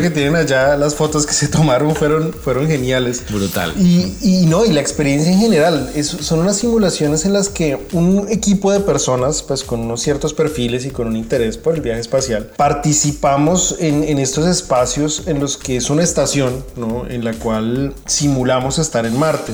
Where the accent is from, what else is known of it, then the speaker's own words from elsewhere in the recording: Colombia; moved away as an adult; now in Indiana, United States; fui el primer colombiano en participar en una misión análoga